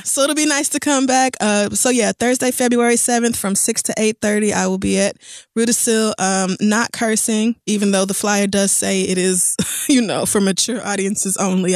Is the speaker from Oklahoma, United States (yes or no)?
yes; Tulsa, Oklahoma, United States; moved away; I'm actually coming home to my hometown, the place I grew up, Tulsa, Oklahoma.